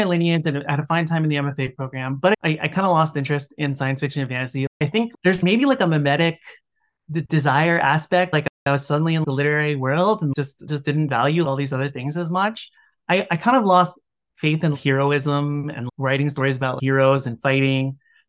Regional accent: Washington, District of Columbia, United States; I grew up in Washington, D.C.

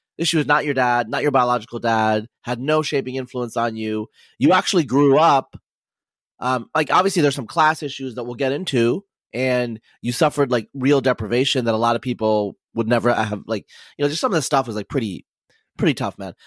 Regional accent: Northeast Oregon, United States; I grew up in Eastern Oregon, uh, as some people know, in Northeast Oregon.

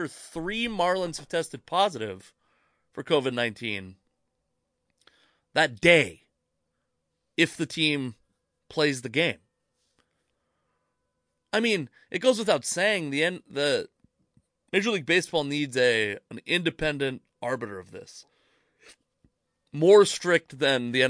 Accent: the Northwest, Pacific Northwest, United States; But I'm also from the Northwest

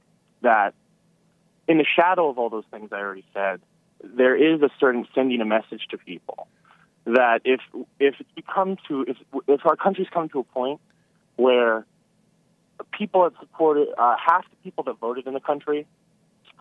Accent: Pasadena, California, United States; also born or lived in Los Angeles; I grew up in Pasadena until I was 16

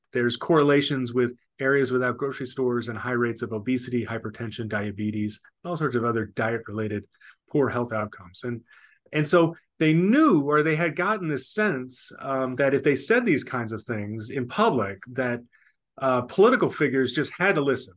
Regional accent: New Orleans, Louisiana, United States; also born or lived in Paraguay; now in Greenville, United States; born and raised in New Orleans

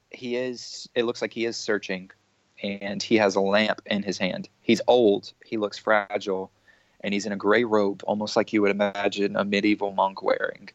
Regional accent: United States; I'm American

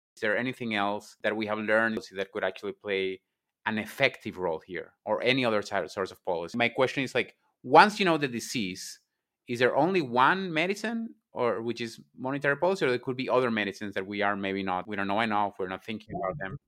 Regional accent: Venezuela; moved away; I was raised in Venezuela

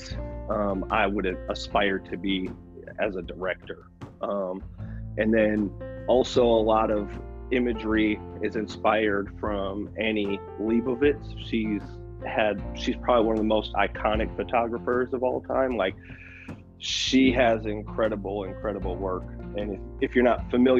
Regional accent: Milwaukee, Wisconsin, United States; moved away; I'm from Milwaukee, Wisconsin originally

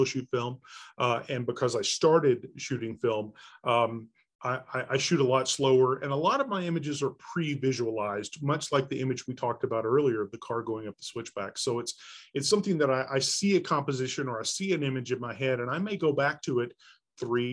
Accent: Texas, United States; moved away as an adult; now in Springdale, United States; I was raised in Texas, in Dallas-Fort Worth and in East Texas around Texarkana

